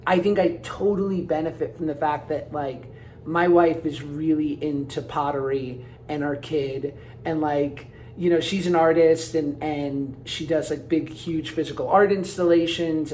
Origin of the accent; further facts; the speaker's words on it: New York, United States; I'm from New York.